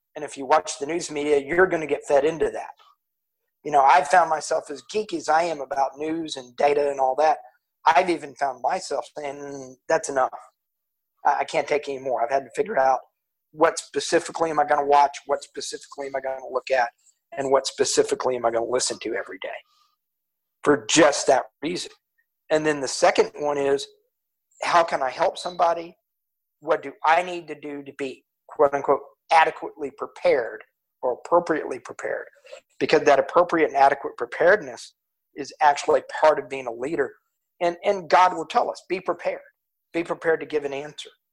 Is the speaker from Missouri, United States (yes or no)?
no; Houston, Texas, United States; we're from Houston, and for some unknown reason, I'm a Houston Texans fan